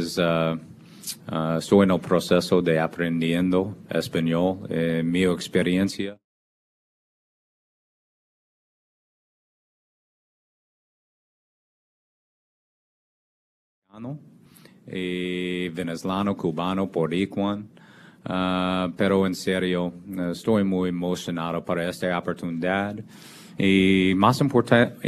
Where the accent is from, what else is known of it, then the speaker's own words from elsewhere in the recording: Kansas City, Missouri, United States; moved away; I grew up in Kansas City